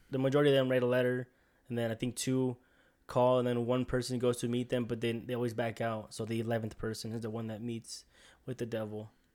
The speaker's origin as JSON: {"language": "English", "country": "United States", "said": "We're American"}